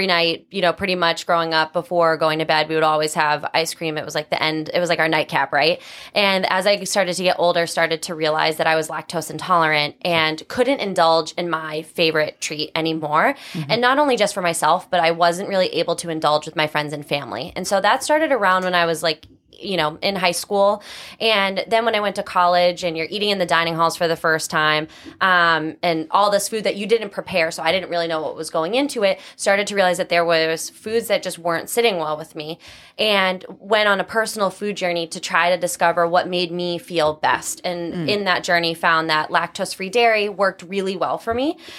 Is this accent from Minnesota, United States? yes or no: no; North Attleboro, Massachusetts, United States; I am from Massachusetts. Mm-hmm. I grew up in North Attleboro, which is south of the city.